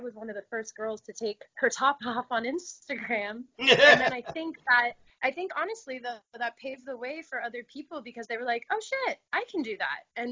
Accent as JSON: {"language": "English", "town": "Los Angeles", "region": "California", "country": "United States", "tie": "born or raised there", "said": "I grew up in the Valley. So I think just as a Valley girl at heart"}